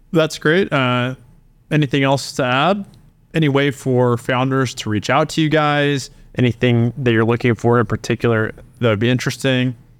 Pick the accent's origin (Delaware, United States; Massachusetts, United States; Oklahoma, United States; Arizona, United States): Oklahoma, United States; I also was born and raised in Oklahoma, was a founder here